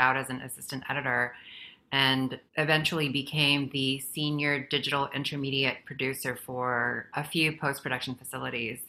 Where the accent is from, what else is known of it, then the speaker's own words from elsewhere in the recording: Guam; moved away as an adult; also born or lived in Philippines; now in Los Angeles, United States; where I grew up in Guam, I migrated from the Philippines where I was born to Guam.